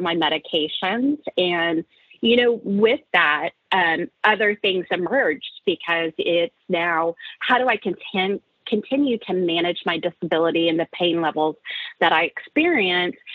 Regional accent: Oklahoma, United States; moved away as an adult; also born or lived in San Francisco Bay Area, California; I'm originally from the Oklahoma area

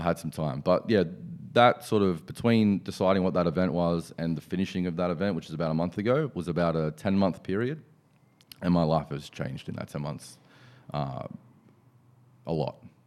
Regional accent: Penrith, New South Wales, Australia; also born or lived in Hills District, Sydney; I was, um, born and bred in Penrith

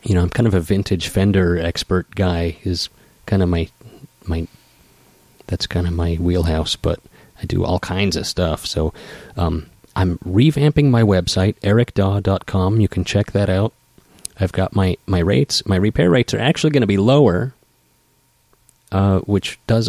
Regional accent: Idaho, United States; moved away as an adult; now in Seattle, United States; we're both from Idaho. We're going to move back.

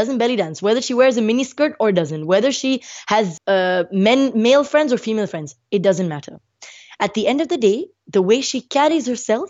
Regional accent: Muscat, Oman; also born or lived in India; I was born in India, and when I was about 6 months old, my family moved to Oman, we lived in Muscat.

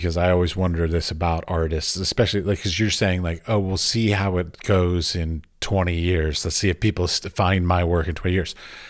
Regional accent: United States; moved away as an adult; now in Europe; I'm American.

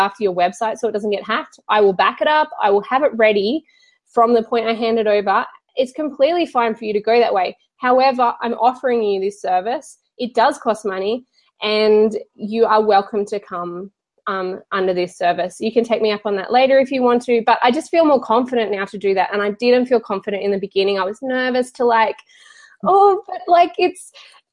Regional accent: Australia; I'm Australian, and so we make our A's really long

